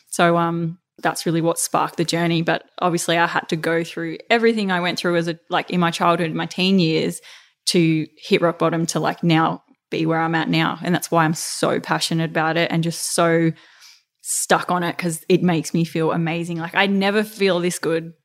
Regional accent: Melbourne, Victoria, Australia; moved away as an adult; also born or lived in Queensland; back in my hometown

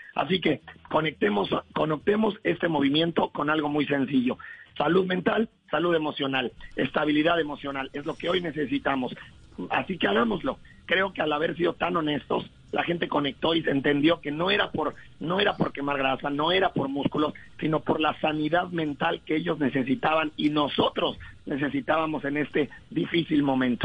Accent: Mexico; also born or lived in Colombia; Yo siempre lo digo que soy como mexicano colombiana

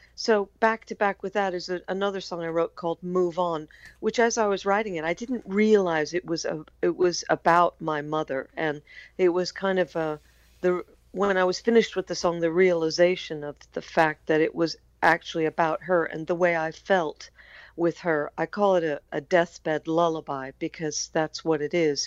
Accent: United States; I'm American

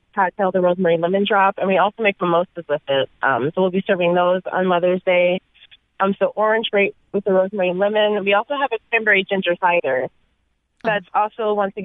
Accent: Milwaukee, Wisconsin, United States; now in Seattle, United States; I'm a Midwest transplant, actually. So I'm from Milwaukee, Wisconsin, originally

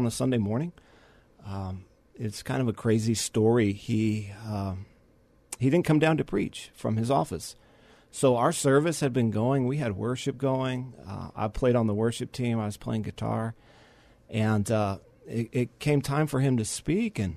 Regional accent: San Antonio, Texas, United States; born and raised here, went to high school here at our local Christian school, and grew up in the church

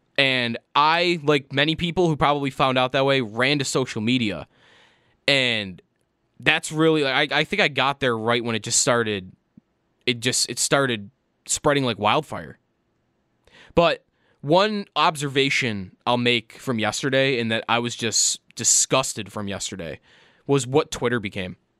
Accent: Buffalo, New York, United States; kid growing up in Buffalo, New York

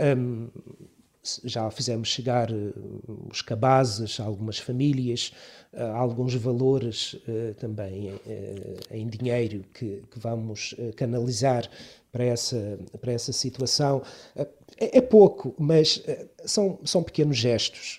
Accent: Câmara de Lobos, Madeira, Portugal; sou natural do Conselho de Câmara de Lobos, não propriamente da freguesia de Câmara ah, okay. de Lobos, mas um pouco mais acima, a freguesia do Estreito de Câmara de Lobos

